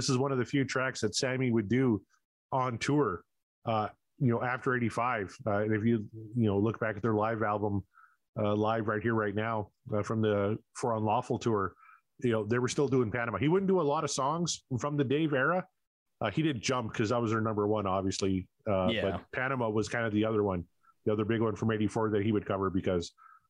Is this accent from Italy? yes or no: no; Canada; not MTV, because I'm Canadian, I was watching Much Music